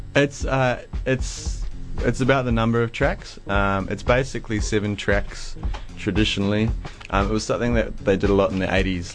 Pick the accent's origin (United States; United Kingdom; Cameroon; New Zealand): New Zealand; growing up in New Zealand